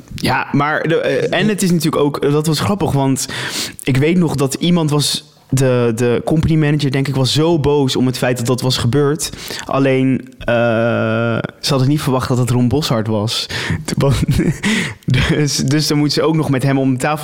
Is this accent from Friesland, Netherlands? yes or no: no; Rotterdam, South Holland, Netherlands; ik kom uit Rotterdam